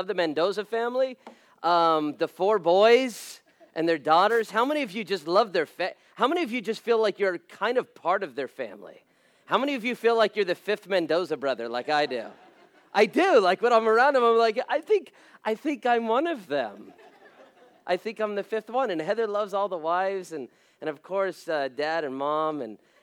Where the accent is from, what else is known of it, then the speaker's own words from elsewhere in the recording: Las Vegas, Nevada, United States; I was born and raised in Las Vegas, so in fact, it's interesting being a pastor there